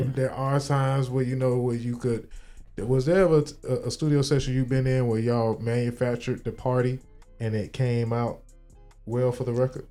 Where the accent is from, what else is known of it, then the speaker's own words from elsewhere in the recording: Miami, Florida, United States; I'm from Miami